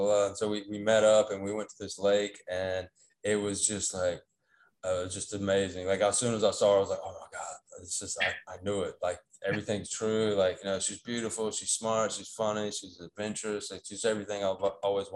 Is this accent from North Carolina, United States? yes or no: yes; North Carolina, United States; accent: Southern; moved away as an adult; now in Taiwan; I was born in America. I'm from North Carolina. I don't know if you can pick up on my Southern accent. I was born there.